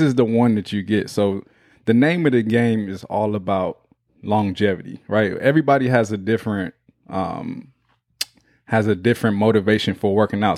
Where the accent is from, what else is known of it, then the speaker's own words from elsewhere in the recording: Houston, Texas, United States; that's my hometown